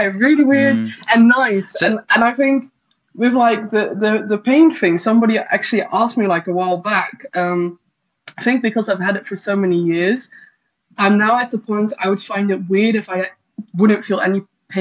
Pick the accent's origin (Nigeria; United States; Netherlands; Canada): Netherlands; I grew up in the Netherlands mainly